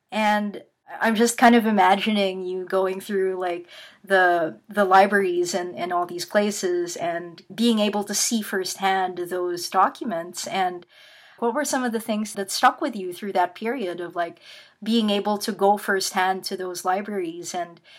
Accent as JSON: {"language": "English", "country": "Philippines", "tie": "born or raised there", "moved": "as an adult", "lives_now": "Canada", "said": "I grew up in the Philippines and uh, didn't migrate to to Canada until I was 19"}